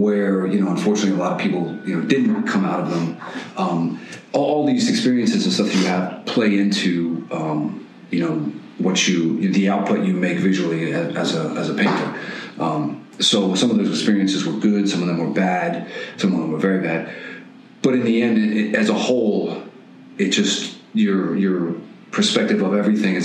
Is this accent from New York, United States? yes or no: yes; Long Island, New York, United States; now in New York City, United States; I was 18 when I moved here, 43 now. I was born on Long Island